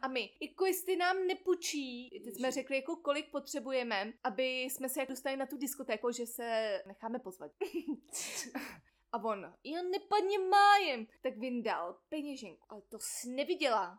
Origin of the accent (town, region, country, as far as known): Czechia